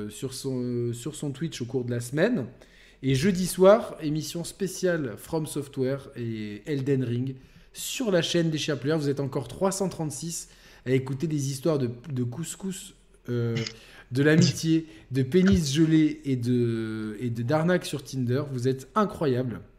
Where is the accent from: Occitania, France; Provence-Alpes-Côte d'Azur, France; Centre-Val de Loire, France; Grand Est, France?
Provence-Alpes-Côte d'Azur, France; Marseille; je suis marseillais